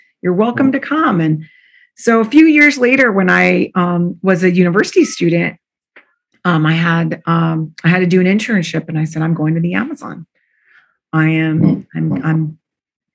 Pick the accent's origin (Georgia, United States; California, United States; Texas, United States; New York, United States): California, United States; Southern; also born or lived in Mexico (family); now in San Francisco Bay Area, United States; I grew up in Southern California